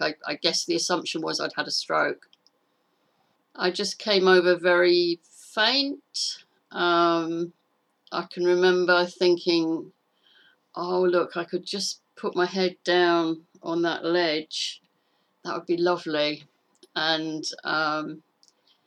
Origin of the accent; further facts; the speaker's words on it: Clacton-on-Sea, East of England, United Kingdom; now in Sussex, United Kingdom; I was brought up in Clacton-on-Sea in Essex